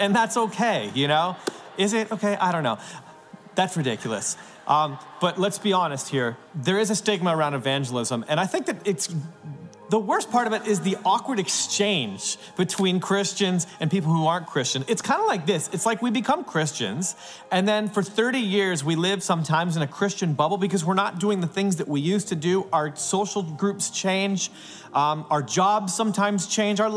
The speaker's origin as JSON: {"language": "English", "country": "Canada", "said": "I'm a Canadian"}